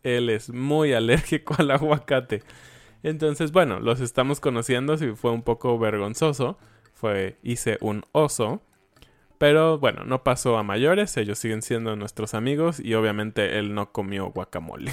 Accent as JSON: {"language": "Spanish", "country": "Mexico", "said": "somos mexicanos"}